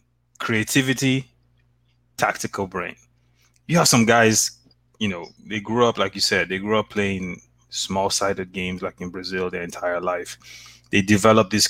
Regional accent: Nigeria; now in Canada; I'm Nigerian

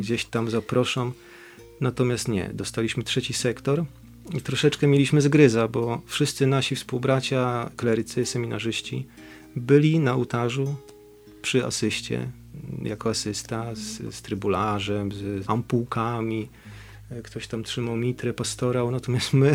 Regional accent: Bydgoszcz, Kuyavian-Pomeranian Voivodeship, Poland; z Bydgoszczy, od duchaczy

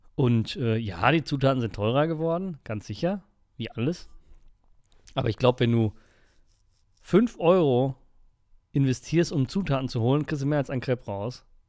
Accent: Germany; aus Deutschland

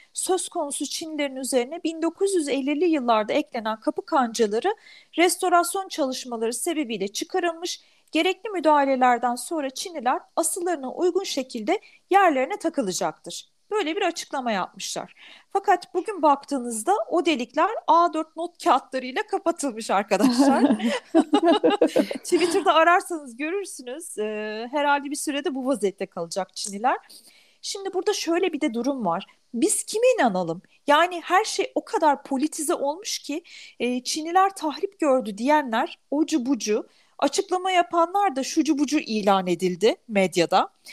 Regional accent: Turkey; Türk'üm dedim.

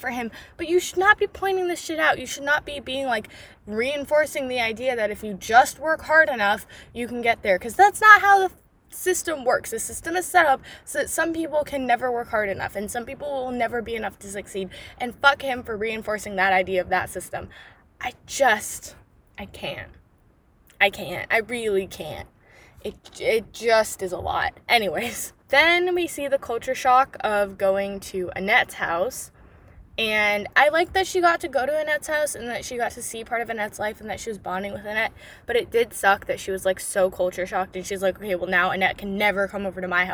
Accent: United States; first language English; I'm American

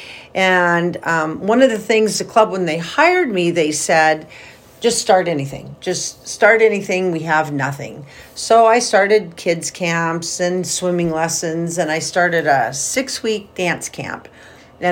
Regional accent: Salem, Oregon, United States; moved away as an adult; also born or lived in Eugene, Oregon; now in Pendleton, United States; I'm from Salem. I graduated from Salem, South Salem High School

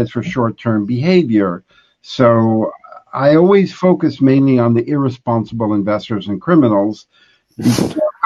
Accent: New York City, New York, United States; I'm from Brooklyn

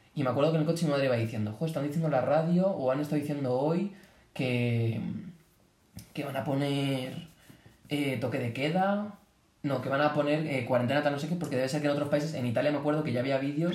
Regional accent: Boadilla del Monte, Community of Madrid, Spain; Yo vivo a las afueras de Boadilla

